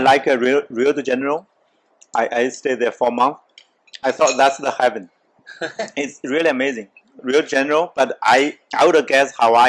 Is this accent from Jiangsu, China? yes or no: yes; Jiangsu, China; first language Chinese; English is a second language; moved away as an adult; now in Montreal, Canada; I'm from Jiangsu province, next to Shanghai though, but I'm from countryside.